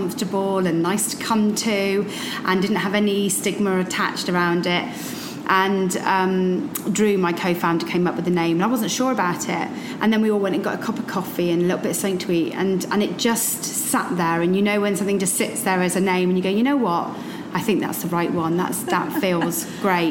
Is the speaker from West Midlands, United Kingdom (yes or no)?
no; Somerset, South West England, United Kingdom; moved away as an adult; now in London, United Kingdom; I'm from Somerset originally